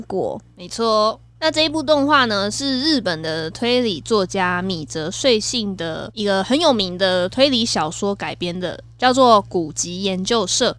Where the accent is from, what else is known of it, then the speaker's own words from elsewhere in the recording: Kaohsiung, Taiwan; 身为高雄人，有很多冰品的回忆耶。